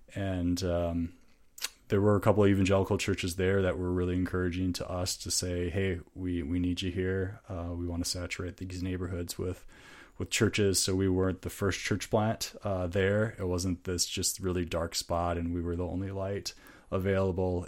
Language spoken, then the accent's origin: English; Minnesota, United States; accent: northern; moved away as an adult; also born or lived in Chicago; we're from Minnesota, so very familiar with Minnesota culture